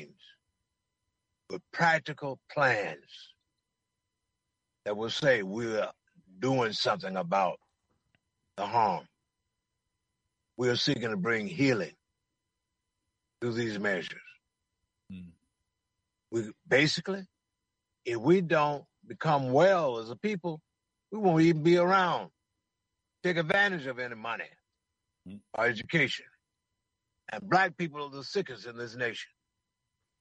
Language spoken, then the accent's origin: English; Jackson, Mississippi, United States; now in San Francisco, United States; Barry Street in Jackson, Mississippi, my hometown